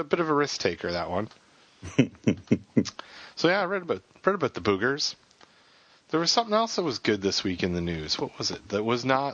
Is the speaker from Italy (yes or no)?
no; Toronto, Ontario, Canada; The Toronto Maple Leafs, my hometown team